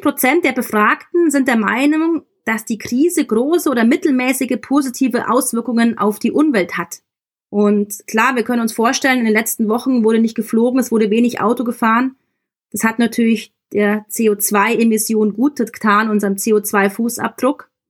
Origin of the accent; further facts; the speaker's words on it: Germany; bei uns in Deutschland